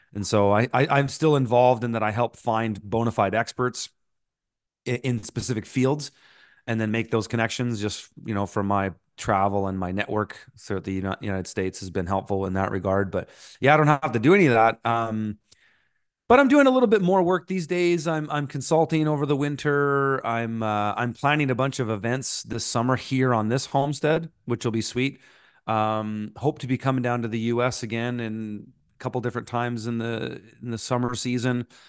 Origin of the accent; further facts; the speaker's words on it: Canada; also born or lived in Montreal; being a Canadian tree planter slash musician